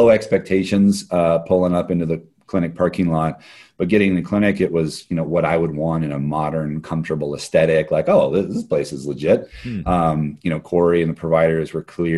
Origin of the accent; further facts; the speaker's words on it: Hawaii, United States; also born or lived in Bay Area; now in Portland, United States; my wife and I are both born and raised in Hawaii